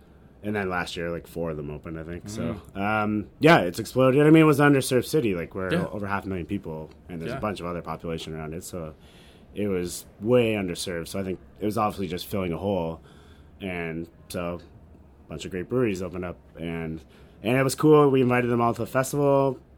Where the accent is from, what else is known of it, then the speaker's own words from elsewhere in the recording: Canada; it's kind of an unintentional circumstance of being a Canadian with the smart serve laws